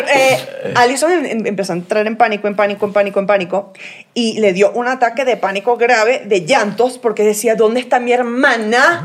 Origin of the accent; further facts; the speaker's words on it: Venezuela; also born or lived in United States; yo soy venezolana American